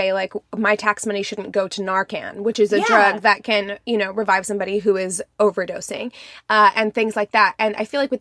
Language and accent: English; Springfield, Missouri, United States; my hometown, Springfield, Missouri